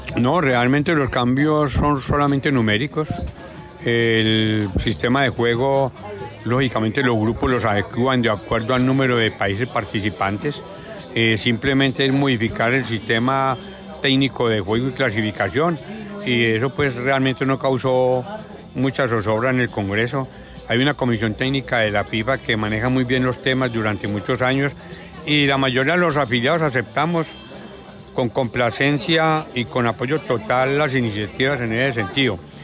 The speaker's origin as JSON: {"language": "Spanish", "country": "Colombia", "said": "A nosotros como colombianos"}